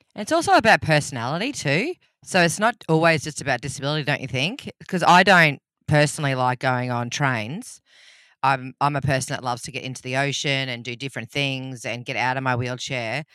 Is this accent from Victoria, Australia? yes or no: no; Rockhampton, Queensland, Australia; I'm from Rocky originally. That's where I grew up. I was born and bred in the beef capital of Australia.